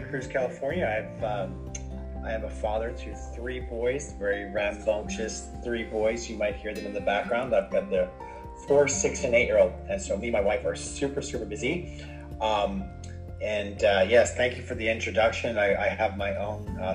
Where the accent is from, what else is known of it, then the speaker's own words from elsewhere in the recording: Dublin, Leinster, Ireland; moved away; I'm originally from Dublin, Ireland